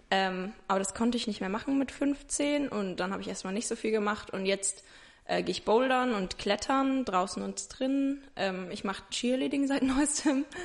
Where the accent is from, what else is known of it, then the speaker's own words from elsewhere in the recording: Ingelheim, Rhineland-Palatinate, Germany; ich bin 21, ich komme aus Ingelheim, das ist bei Mainz.